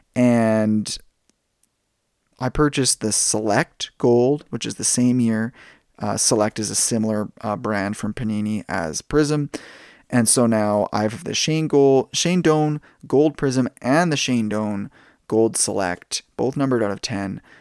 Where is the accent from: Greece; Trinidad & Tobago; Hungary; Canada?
Canada; being a Canadian